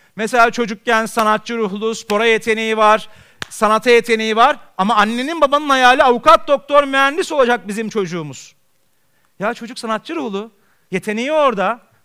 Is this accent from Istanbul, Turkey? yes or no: yes; Istanbul, Turkey; ben Beyoğlu'nda doğdum, Beyoğlu'nda büyüdüm.